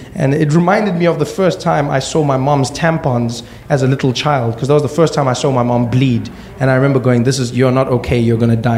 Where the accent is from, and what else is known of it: South Africa; born or raised there